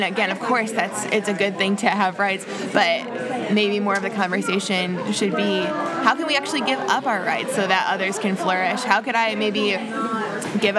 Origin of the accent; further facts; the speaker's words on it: United States; I'm from America, I speak English